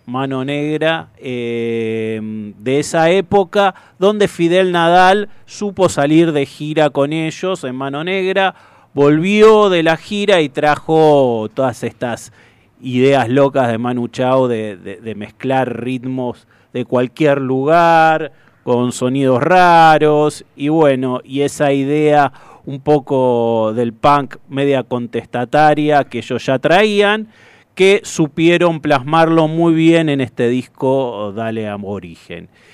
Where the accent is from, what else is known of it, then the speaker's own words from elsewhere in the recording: Hurlingham, Buenos Aires Province, Argentina; los que somos de Hurlingham, de esos pagos